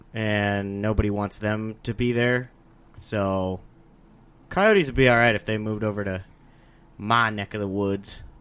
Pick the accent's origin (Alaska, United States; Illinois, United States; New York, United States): Alaska, United States; now in Arizona, United States; growing up in Alaska